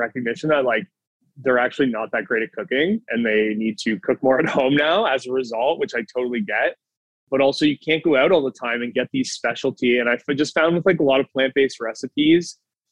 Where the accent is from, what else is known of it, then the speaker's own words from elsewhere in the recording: Burlington, Ontario, Canada; now in Toronto, Canada; if I'm from Burlington, doesn't have a lot of certain foods